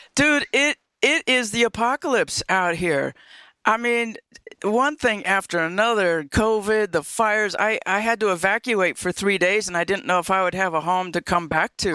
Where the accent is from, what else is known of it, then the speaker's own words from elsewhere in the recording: upstate New York, United States; moved away; also born or lived in California; I was born in upstate New York